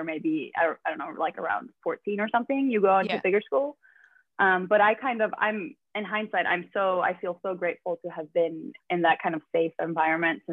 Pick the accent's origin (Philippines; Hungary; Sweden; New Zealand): Sweden; Stockholm, Stockholm County; I'm from Sweden. I'm from Stockholm.